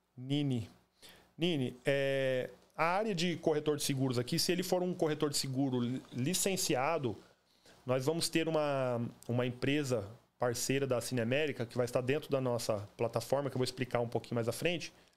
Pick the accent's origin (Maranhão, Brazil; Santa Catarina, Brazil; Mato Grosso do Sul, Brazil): Mato Grosso do Sul, Brazil; Campo Grande; moved away as an adult; also born or lived in Cuiabá, Mato Grosso; now in Orlando, United States; Eu sou nascido e criado no Jardim Panamá, em Campo Grande